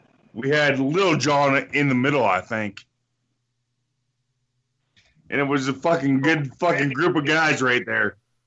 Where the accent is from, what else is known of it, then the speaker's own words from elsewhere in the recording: Windsor, Ontario, Canada; my hometown, Windsor, Ontario.